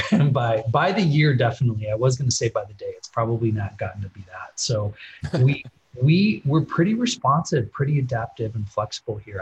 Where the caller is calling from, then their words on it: Midwest, United States; I'm calling from the Midwest